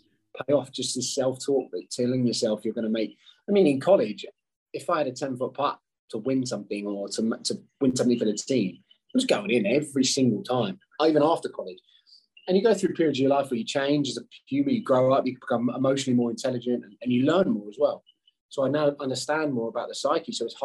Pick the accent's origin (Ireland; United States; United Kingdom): United Kingdom; being British